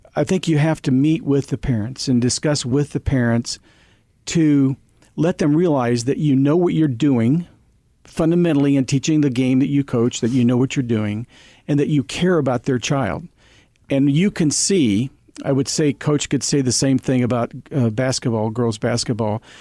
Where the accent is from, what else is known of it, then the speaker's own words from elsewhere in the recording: Girard, Kansas, United States; a young kid growing up in Little Town of Gerard, Kansas, because it was a great place to be raised